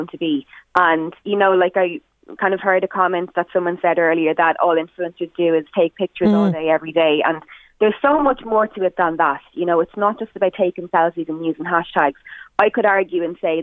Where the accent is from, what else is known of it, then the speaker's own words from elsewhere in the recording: Drogheda, Leinster, Ireland; I love Drogheda, I love my hometown